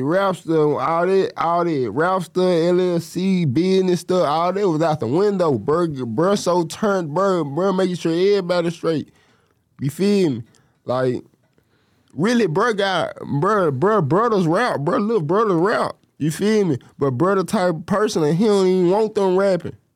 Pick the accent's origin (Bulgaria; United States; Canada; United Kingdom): United States; Memphis, Tennessee; I'm from Memphis